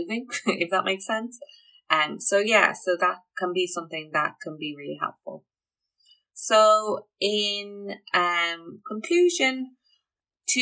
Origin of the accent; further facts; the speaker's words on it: Ireland; I'm Irish. We love our tea.